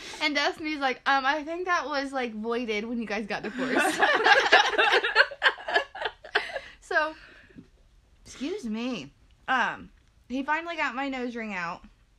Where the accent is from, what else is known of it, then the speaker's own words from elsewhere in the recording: Portland, United States; She's from Angola, and I'm from Portland. Like, an hour north and an hour south.